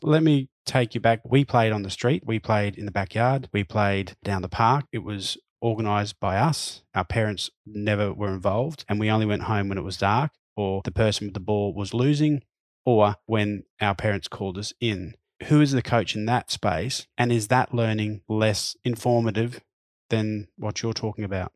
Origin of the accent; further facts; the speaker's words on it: Queensland, Australia; When I was a young lad growing up in Queensland